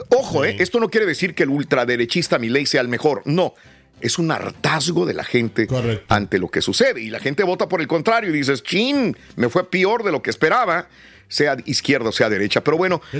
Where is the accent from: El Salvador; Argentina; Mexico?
El Salvador; La que se fijado en El Salvador. Somos salvadoreños, se nos había olvidado por 30 años, bendito.